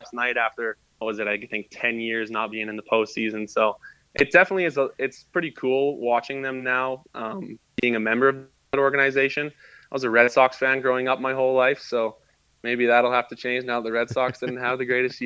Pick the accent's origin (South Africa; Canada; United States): Canada; Lethbridge, Alberta; moved away as an adult; also born or lived in Vancouver, British Columbia; being from Lethbridge and growing up in Lethbridge